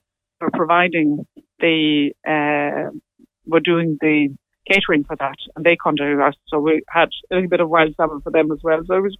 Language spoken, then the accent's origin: English; Sweden; English is a second language; now in Ireland; when I came from Sweden back in the days, and came to, you know, when there's a huge amount of the traditional music was very much what I was looking for, and there was the Atlantic, and it was the West Coast I went